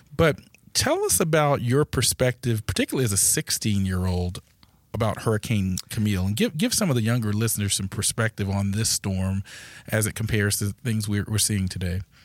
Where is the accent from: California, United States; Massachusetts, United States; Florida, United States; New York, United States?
Florida, United States; now in Georgia, United States; I was born here in Georgia but then quickly moved to Florida.